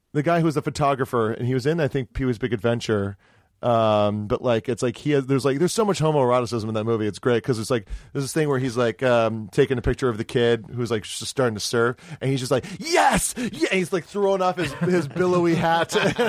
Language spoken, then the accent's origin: English; Hawaii, United States; I'm from Hawaii